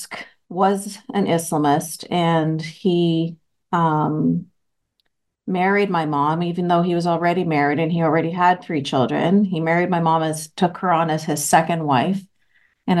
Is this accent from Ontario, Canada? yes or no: no; Vancouver, British Columbia, Canada; I was born and raised in Vancouver, Canada